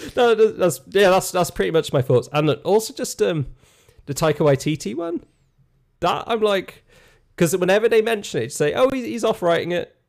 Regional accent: Ireland; moved away; being Irish

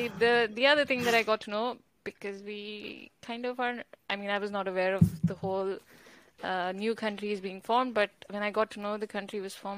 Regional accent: India; moved away as an adult; now in Amsterdam, Netherlands; born, brought up in India, lived there, studied there, and then decided to move here.

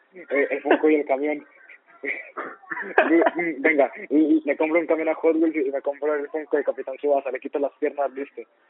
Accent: Colombia; Somos colombianos de ultraderecha

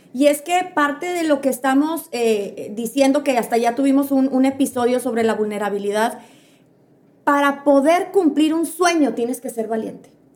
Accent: Piedras Negras, Coahuila, Mexico; somos de Piedras Negras, aquí en Piedras Negras

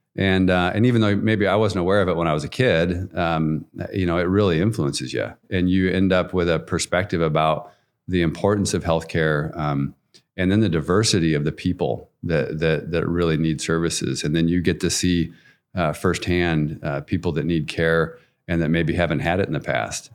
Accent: Nampa, Idaho, United States; I grew up in Nampa, um, so pretty much a lifelong Canyon County guy

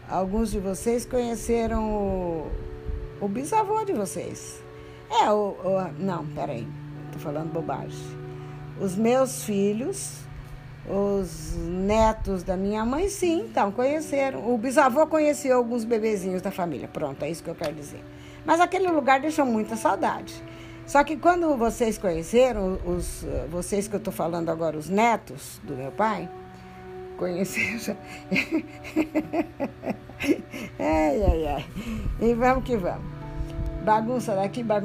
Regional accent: Lins, São Paulo, Brazil; now in São Paulo, Brazil; Pois bem, na época que nós viemos de Lins para morar, era tão longe esse lugar que hoje se chama Brooklyn e Campo Belo

